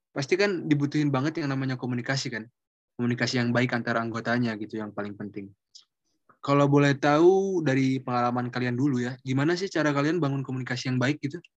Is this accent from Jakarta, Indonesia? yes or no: no; Bandung, West Java, Indonesia; aku orang Bandung dan rumah aku dekat sama SMA aku, aku dari SMA 20